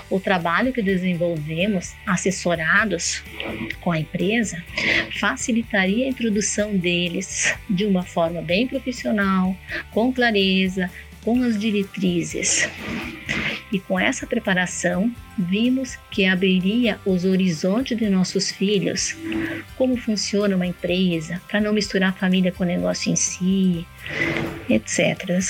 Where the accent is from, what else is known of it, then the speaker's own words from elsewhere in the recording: Rio Grande do Sul, Brazil; moved away as an adult; now in Canarana, Brazil; Eu faço parte da empresa familiar fazenda Vale Verde, situada em Canarana, no Mato Grosso. Viemos do Rio Grande do Sul em 2002